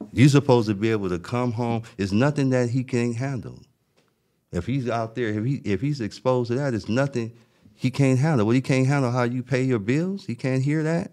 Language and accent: English; Los Angeles, California, United States; I grew up in South Central Los Angeles